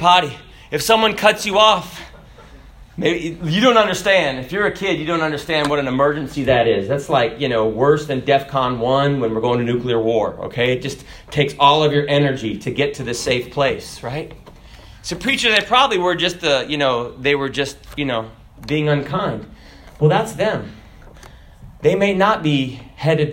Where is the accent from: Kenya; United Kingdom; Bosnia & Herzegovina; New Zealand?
Kenya; the person from Kenya. That's me. I was born in Kenya